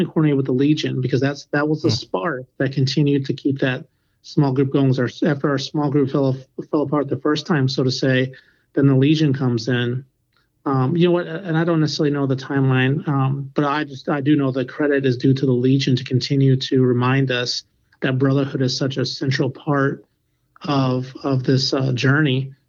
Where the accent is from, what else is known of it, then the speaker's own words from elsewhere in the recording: England, United Kingdom; I'm from England.